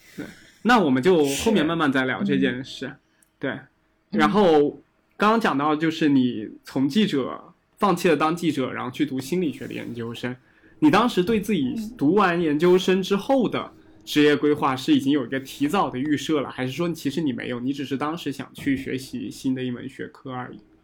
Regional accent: Nantong, Jiangsu, China; also born or lived in Fujian; 我小确实的时候这样是在，也是在江苏长大的嘛，然后我当时在南嗯。通

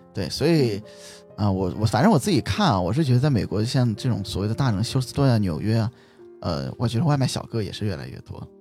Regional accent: China; also born or lived in United States; 我们作为中国人来说

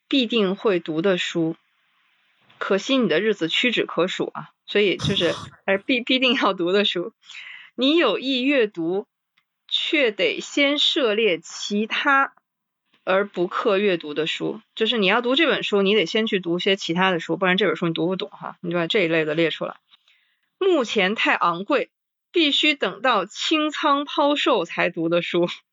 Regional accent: Liaoning, China; 齐志英先生也是我们辽宁人嘛

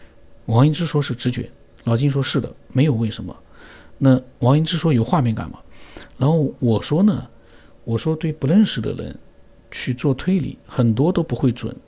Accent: Sichuan, China; 你从我的名字，你推到我是四川人

